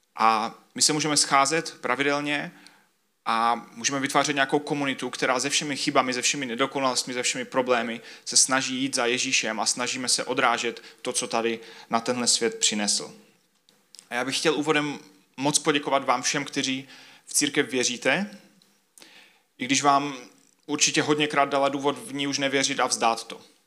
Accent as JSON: {"language": "Czech", "country": "Czechia", "said": "všichni, kdo jsme z Česka"}